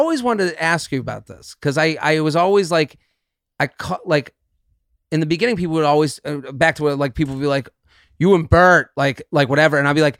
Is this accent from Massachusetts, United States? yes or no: yes; Needham, Massachusetts, United States; Outside of Boston.